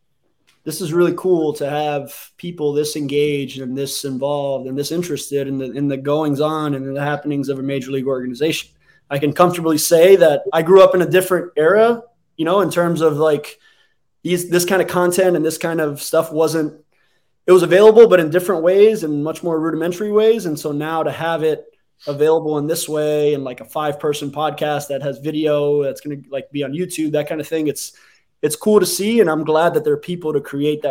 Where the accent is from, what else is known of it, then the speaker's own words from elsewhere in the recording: Hialeah, Florida, United States; I was born in Hialeah Hospital